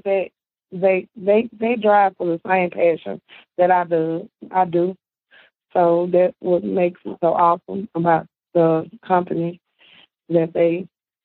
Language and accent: English; Mississippi, United States; also born or lived in New York; I was born in New York, moved to Mississippi when I was 10